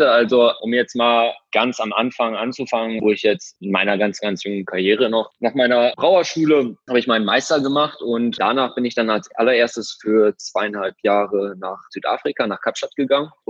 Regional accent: Oelde, North Rhine-Westphalia, Germany; Ich komme ja ursprünglich aus Oelde.

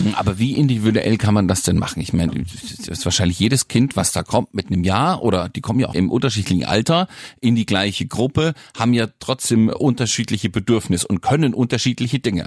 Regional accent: the West, West Germany, Germany; ich komme nur aus dem Westen, da gab es früher Kindergarten ab drei Jahren

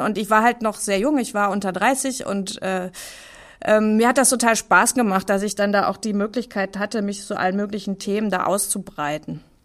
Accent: Bochum, North Rhine-Westphalia, Germany; ich bin auch gar nicht so mit Kunst aufgewachsen, weil ich komme aus Bochum

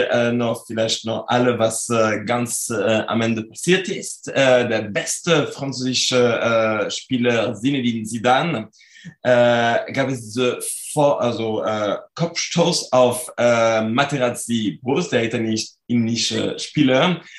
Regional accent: France; German is a second language; moved away as an adult; now in Cologne, Germany; Also ich komme aus Frankreich, wie man das mhm. noch sehr gut hören kann. Und ich ähm, wohne und arbeite in Köln äh, seit äh, jetzt äh, sind, sind zwölf Jahren. Ich bin für meine Promotion gekommen

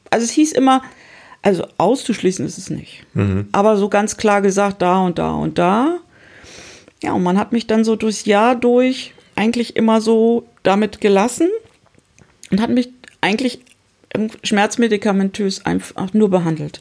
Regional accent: Hamburg, Germany; ich komme aus Hamburg

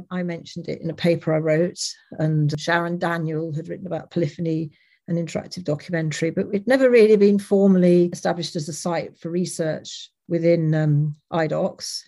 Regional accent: Leicester, East Midlands, United Kingdom; my growing up in Leicester, which is um, in the UK.

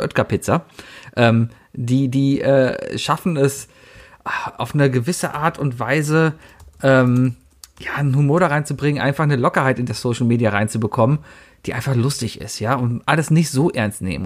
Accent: Cologne, North Rhine-Westphalia, Germany

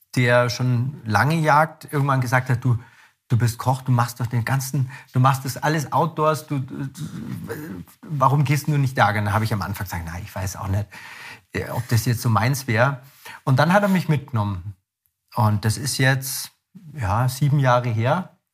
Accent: Ammersee, Bavaria, Germany; ich bin am See aufgewachsen

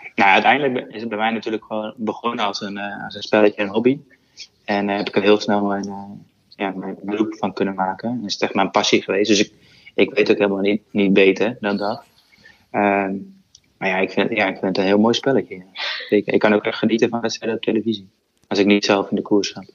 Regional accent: Netherlands; als Nederlander

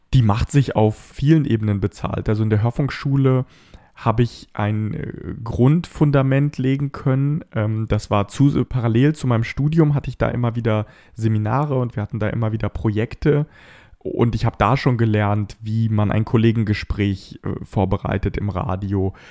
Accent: Bad Pyrmont, Lower Saxony, Germany; meine Stadt Bad Pyrmont, wo ich aufgewachsen bin

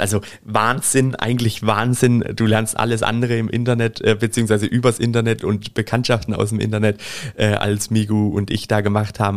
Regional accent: Germany; Bei uns in Deutschland

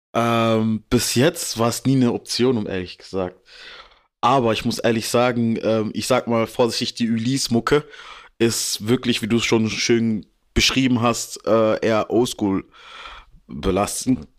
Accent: Germany; ich bin in Deutschland geboren

